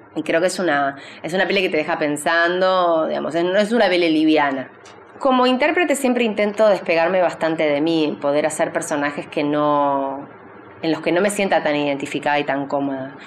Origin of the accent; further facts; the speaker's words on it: Uruguay; also born or lived in Argentina; now in San Isidro, Argentina; yo soy uruguaya, argentina, rusa